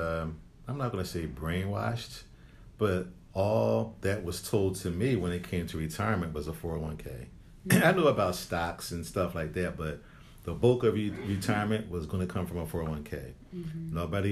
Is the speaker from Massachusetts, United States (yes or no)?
no; Philadelphia, Pennsylvania, United States; growing up in Philly, there was this certain mall that was like the Gallery Mall